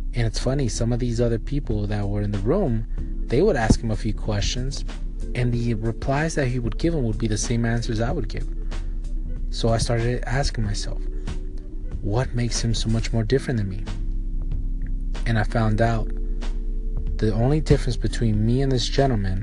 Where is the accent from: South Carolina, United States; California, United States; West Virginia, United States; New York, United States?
California, United States; Palmdale; I'm from Palmdale, California, so it's about an hour drive